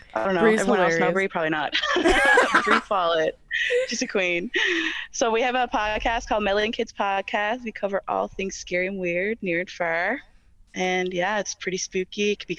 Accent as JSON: {"language": "English", "region": "Newfoundland and Labrador", "country": "Canada", "said": "I'm from Newfoundland, Labrador. I'm from the East Coast, baby."}